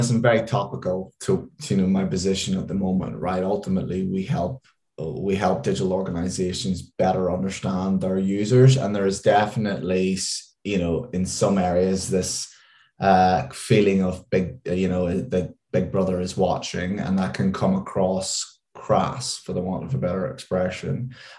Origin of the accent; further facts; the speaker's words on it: Northern Ireland, United Kingdom; now in London, United Kingdom; And if you could probably tell by my accent, although it's dulled quite a lot since I've lived in London a long time, is I am from just outside Belfast.